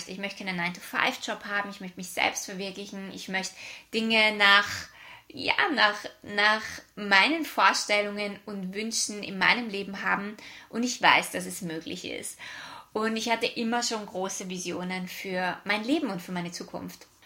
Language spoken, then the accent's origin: German; Vienna, Austria; now in Australia; Wie du vielleicht an meiner Aussprache hören kannst, ich bin aus Österreich, ursprünglich aus Wien und lebe seit fünf Jahren in Australien.